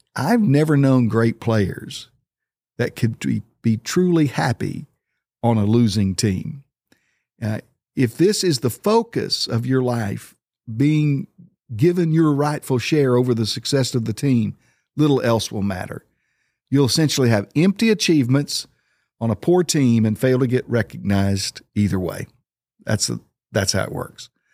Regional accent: Oklahoma, United States; moved away; I grew up in Oklahoma.

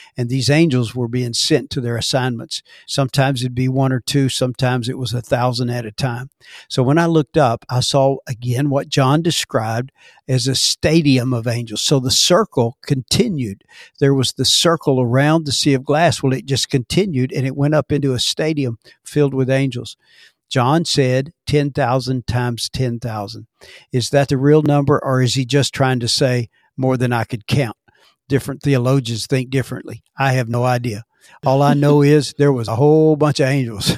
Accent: Dallas, Texas, United States; I was born in Dallas, Texas, and, uh, raised by parents that were in the ministry

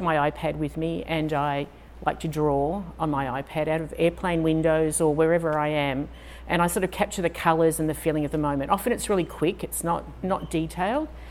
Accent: Australia; also born or lived in Houston, United States; now in United States; I sound a little different. I'm Australian.

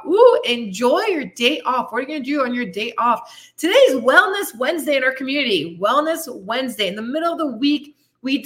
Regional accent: Canada; moved away as an adult; also born or lived in Belgium; now in Tulum, Mexico; I'm from Canada, originally from Belgium. And I just picked up my shit and left at 33 years old.

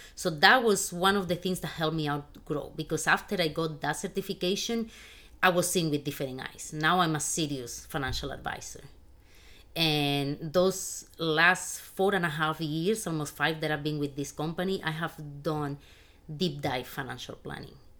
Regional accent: Spain; moved away as an adult; now in United States; I was born and raised in Spain in a very humble family

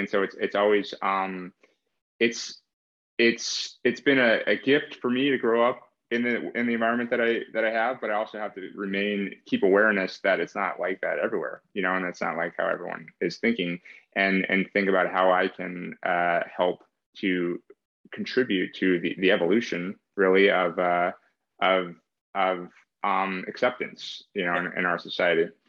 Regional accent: East Bay, San Francisco Bay Area, California, United States; Like Kaz and I grew up in the Bay Area

